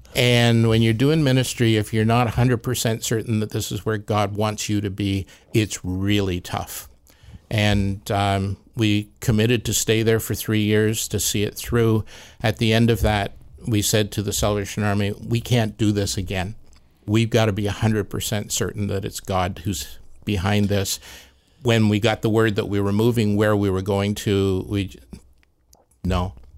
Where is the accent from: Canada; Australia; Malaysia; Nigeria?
Canada; Peterborough, Ontario; moved away as an adult; also born or lived in Alberta; now in Lower Mainland, Canada; Peterborough, Ontario.